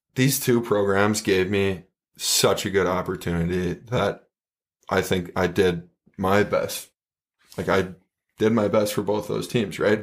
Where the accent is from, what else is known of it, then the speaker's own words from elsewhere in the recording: Minnetonka, Minnesota, United States; I grew up in Minnetonka